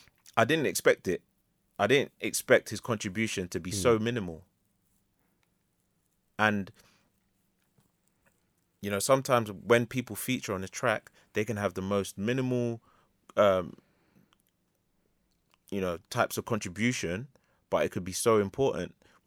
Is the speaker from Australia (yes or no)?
no; London, United Kingdom; And I grew up around Lord's Cricket Ground. I hate the shit.